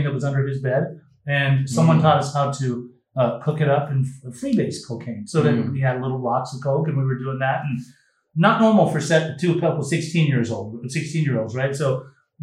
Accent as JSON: {"language": "English", "region": "Utah", "country": "United States", "tie": "born or raised there", "said": "when I was 12 years old, I was growing up in Utah, very boring state for a young 12-year-old"}